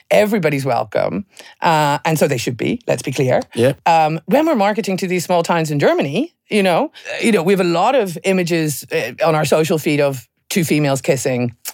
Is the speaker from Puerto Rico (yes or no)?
no; Ireland; Well, I'm an Irish girl